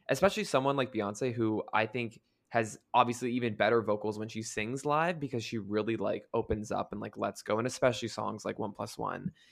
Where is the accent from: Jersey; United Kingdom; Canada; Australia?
Canada; moved away; also born or lived in United States; I grew up in Canada, then I lived in the U S for most of my life, so now I moved back